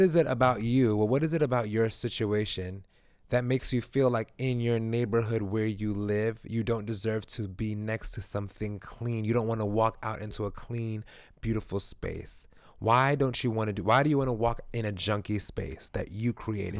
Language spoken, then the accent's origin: English; New York City, New York, United States; I grew up in East New York